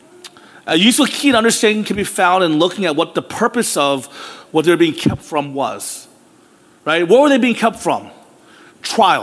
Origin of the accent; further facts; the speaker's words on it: Philadelphia, Pennsylvania, United States; I was born in Philadelphia